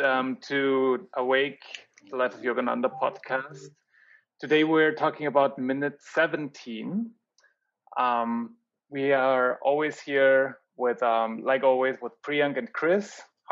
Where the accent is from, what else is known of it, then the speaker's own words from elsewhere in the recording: Austria; English is a second language; as someone from Austria